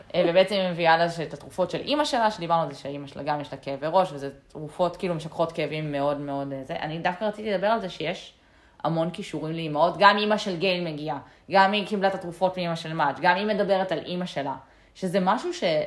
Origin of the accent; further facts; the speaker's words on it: Israel; בתור ישראלים אנחנו גדלים עם הרבה סיפורי גבורה